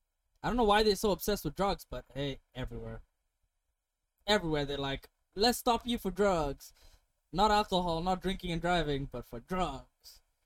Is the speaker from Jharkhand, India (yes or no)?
yes; Ranchi, Jharkhand, India; I'm from Ranchi. Where the fuck is Ranchi?